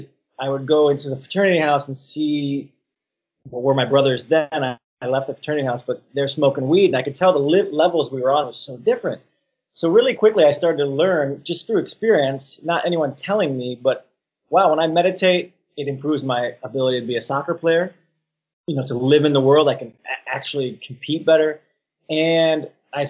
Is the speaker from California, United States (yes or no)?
no; West Bloomfield, Michigan, United States; moved away; also born or lived in Birmingham, Michigan / Royal Oak, Michigan / Ferndale, Michigan; I grew up in West Bloomfield, Birmingham, and I lived in Royal Oak, Ferndale, before I came out here.